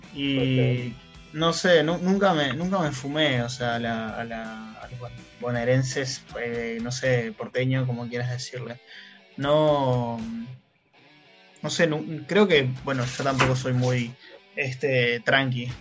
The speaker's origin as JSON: {"language": "Spanish", "town": "Suárez", "region": "Canelones", "country": "Uruguay", "tie": "born or raised there", "said": "de chico viví en Suárez"}